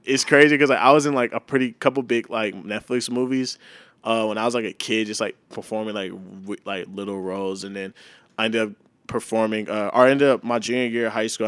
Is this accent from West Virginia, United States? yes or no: no; Mansfield, Texas, United States; moved away as an adult; now in St. Louis, United States; I grew up in a small town named Mansfield, Texas